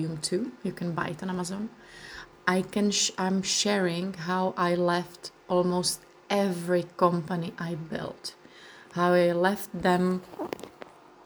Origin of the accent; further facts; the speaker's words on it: Czechia; first language Czech; English is a second language; my language in Czech Republic.